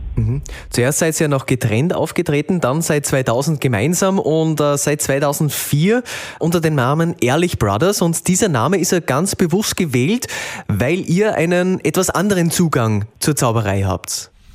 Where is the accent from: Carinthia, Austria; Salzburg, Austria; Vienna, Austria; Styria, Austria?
Salzburg, Austria; Bei uns in Salzburg